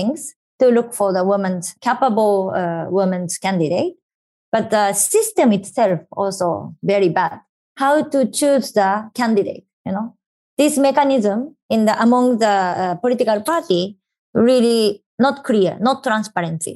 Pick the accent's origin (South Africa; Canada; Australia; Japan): Japan; I was in my hometown